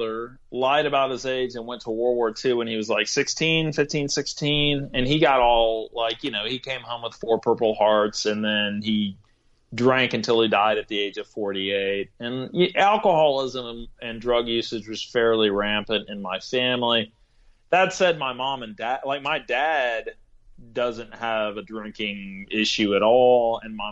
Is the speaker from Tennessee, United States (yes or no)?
no; Corpus Christi, Texas, United States; now in Indiana, United States; I grew up in Corpus Christi, Texas